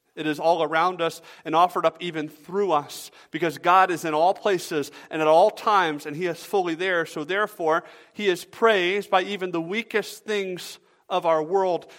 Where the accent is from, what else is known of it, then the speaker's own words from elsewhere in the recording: Georgia, United States; now in Michigan, United States; I'm from Georgia